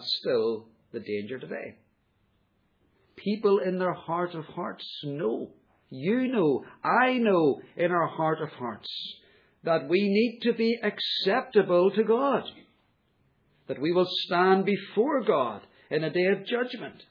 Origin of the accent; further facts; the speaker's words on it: United Kingdom; we are British